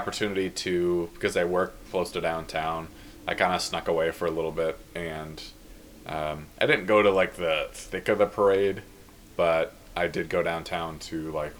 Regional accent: Seattle, Washington, United States; now in Chicago, United States; I'm from Seattle

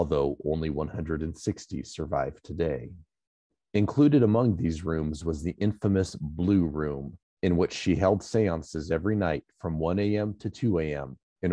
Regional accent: California, United States

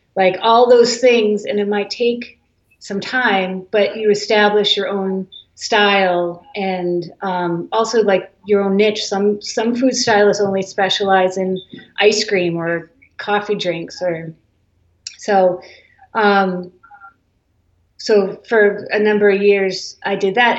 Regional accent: Holliston, Massachusetts, United States; also born or lived in Flushing, New York / Brewster, Cape Cod, Massachusetts; I was born in Flushing, New York, and then when I was two, we moved to Massachusetts. So I grew up in Holliston, Mass, which is a suburb

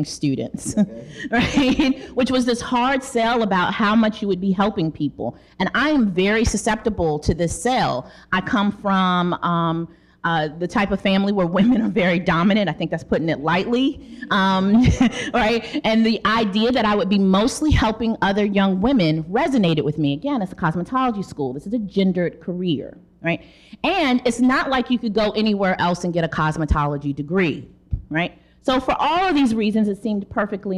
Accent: Charlotte, North Carolina, United States; I am from North Carolina, Charlotte, North Carolina

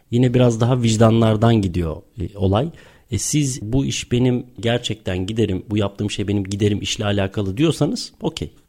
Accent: Bursa, Turkey; moved away as an adult; now in United Kingdom; Evet, burada doğdum, büyüdüm, burada okudum.

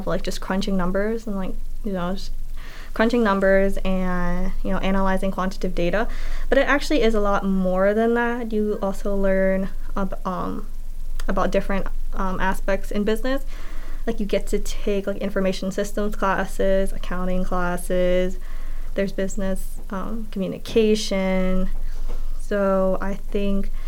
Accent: York, Pennsylvania, United States; I am from York, Pennsylvania

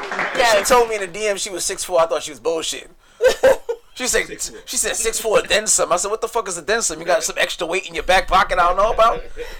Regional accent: New York City, New York, United States; moved away as an adult; now in Georgia, United States; Still born and raised in the Bronx.

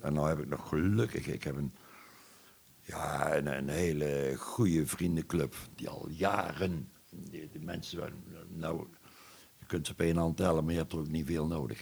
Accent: Boekel, North Brabant, Netherlands; ik ben een Brabander van huis uit. ik ben eh, geboren in Boekel

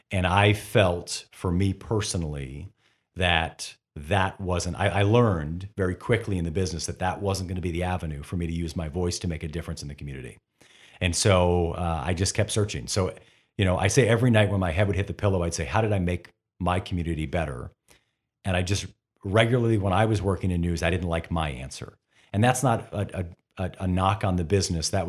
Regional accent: Toledo, Ohio, United States; also born or lived in Sylvania, Ohio; I am born and raised, proud to be from Toledo.

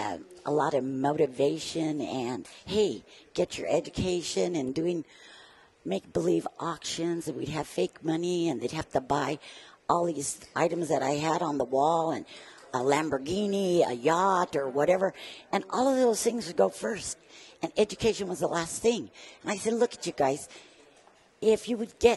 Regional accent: Brighton, Colorado, United States; Born and raised in Brighton

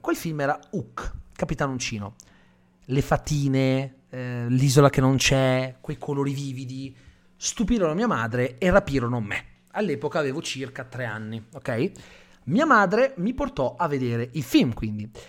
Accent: Calabria, Italy; io sono calabrese

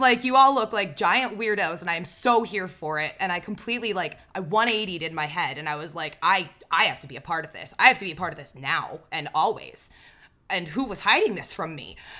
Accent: Pittsburgh, Pennsylvania, United States; I'm from Pittsburgh. I'm gonna call it pop

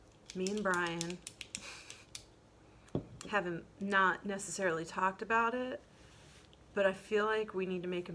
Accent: Midwest, United States; I'm from the Midwest.

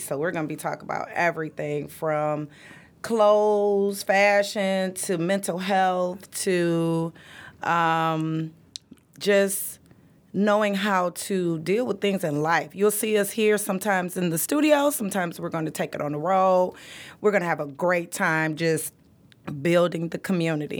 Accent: Detroit, Michigan, United States; also born or lived in Anniston, Alabama; I am from the South, so I was born and raised in Anniston, Alabama. Came here, grew up on the east side of Detroit

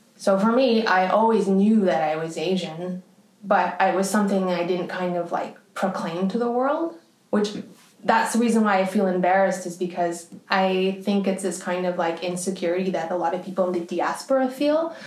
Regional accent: Canada; in Canada, actually, where I'm from

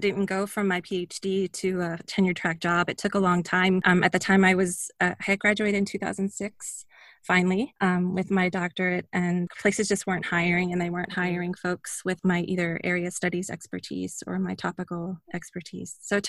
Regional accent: Louisville, Kentucky, United States; also born or lived in Philadelphia / Thailand / Saudi Arabia / Fort Lauderdale; I moved to Kentucky when I was 10. I was born in Philadelphia, raised in Thailand and Saudi Arabia, and we moved to Fort Lauderdale when I was 5. And then when I was 10, we moved up to Louisville.

